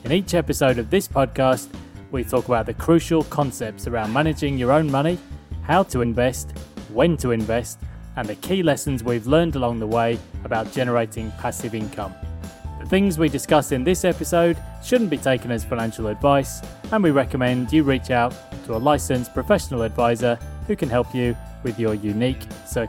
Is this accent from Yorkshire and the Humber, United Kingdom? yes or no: yes; Yorkshire and the Humber, United Kingdom; So I grew up in South Yorkshire, and obviously the most famous sportsman was Jeff Boycott.